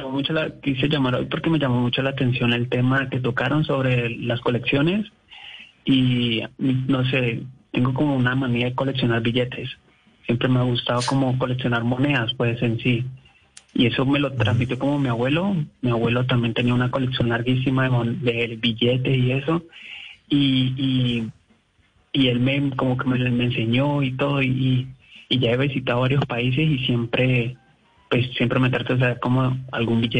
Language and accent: Spanish; Cali, Valle del Cauca, Colombia; Eh, yo soy de Cali, de la ah. sucursal del cielo